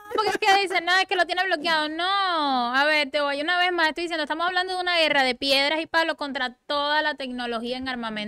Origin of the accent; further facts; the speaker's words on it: Cuba; moved away; A mí a veces me dicen, tú no pareces cubana